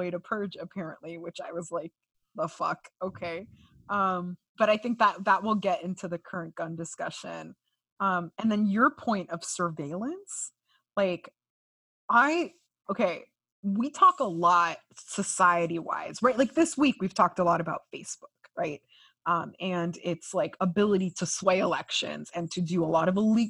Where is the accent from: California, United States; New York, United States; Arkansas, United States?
California, United States; now in Miami, United States; my home state of California